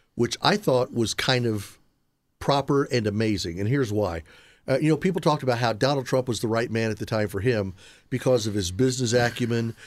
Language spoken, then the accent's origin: English; Indianapolis, Indiana, United States; I was born in Indianapolis. I've spent most of my life in Indiana.